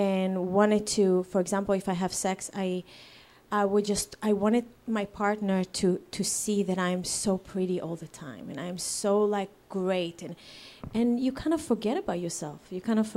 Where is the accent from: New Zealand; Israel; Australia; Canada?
Israel; English is a second language; moved away as an adult; now in United States; I was born in Israel